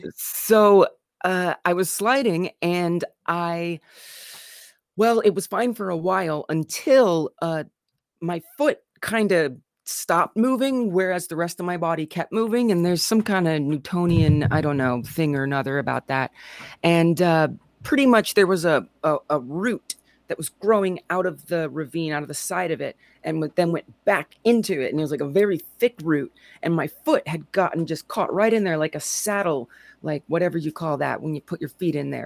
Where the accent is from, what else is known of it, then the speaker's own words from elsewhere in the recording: Southern Illinois / St. Louis, United States; I'm from Southern Illinois in Saint Louis